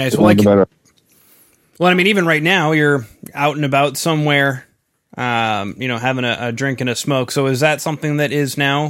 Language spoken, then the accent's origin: English; Winnipeg, Manitoba, Canada; moved away; also born or lived in Edmonton; I'm actually originally from Winnipeg, so I'm a big Jets fan.